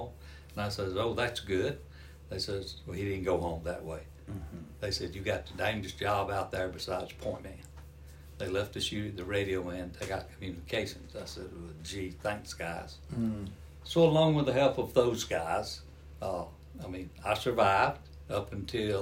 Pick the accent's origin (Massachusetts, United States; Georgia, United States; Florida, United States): Georgia, United States; accent: Southern; I'm from Georgia